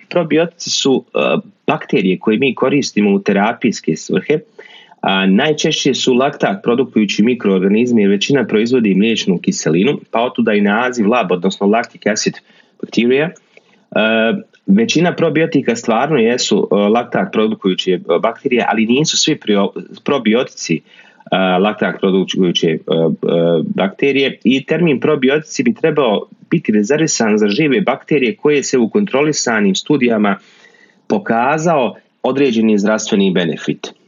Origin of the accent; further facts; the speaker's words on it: Bosnia & Herzegovina; kod nas u Bosni